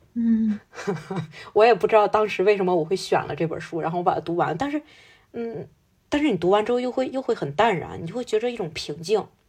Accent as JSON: {"language": "Chinese", "country": "China", "said": "我们中国人有一种说法叫法不容情"}